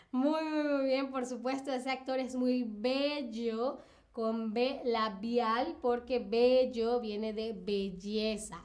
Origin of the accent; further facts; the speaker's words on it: Venezuela; yo soy de Venezuela, Latinoamérica